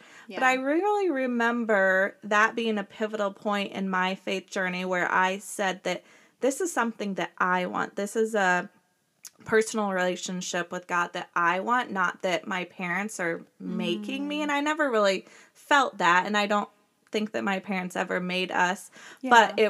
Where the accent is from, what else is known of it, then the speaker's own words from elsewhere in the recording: Urbana, Illinois, United States; now in Villa Grove, United States; I live in Villa Grove. We farm, and I'm originally from Urbana.